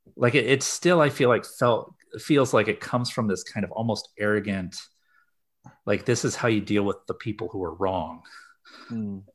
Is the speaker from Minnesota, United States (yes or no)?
no; Kansas City, Missouri, United States; moved away as an adult; also born or lived in Washington, D.C. / Midwest; I'm from the Kansas City area